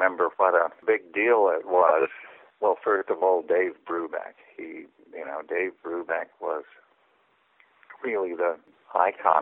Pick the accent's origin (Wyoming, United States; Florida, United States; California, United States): California, United States; now in East Sussex, United Kingdom; as a Californian